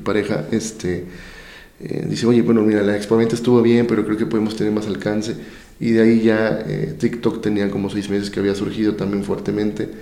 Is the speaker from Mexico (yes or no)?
yes; Veracruz, Mexico; ¿y esto quién lo está llevando a cabo allá en mi estado, no?